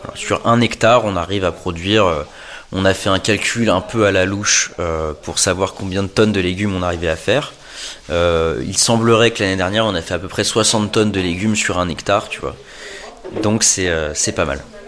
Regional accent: Paris, Île-de-France, France; moved away as an adult; also born or lived in New York / Montreal; je suis à, la base, je suis parisien

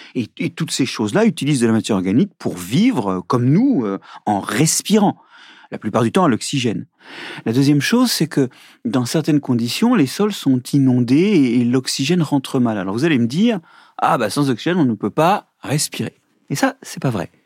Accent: Brittany, France; je suis breton

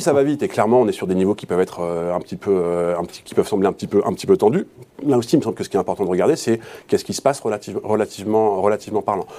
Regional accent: France; chez nous, en France

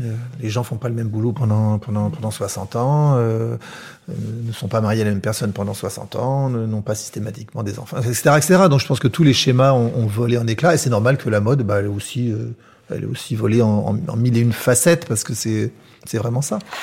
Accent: Paris, Île-de-France, France; ma, ma, mère est, est, née à Paris, moi aussi. On, on, est, on est corse d'origine

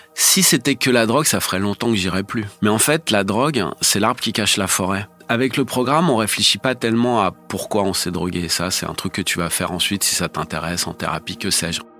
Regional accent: Paris, Île-de-France, France; je suis né à Paris en 1969

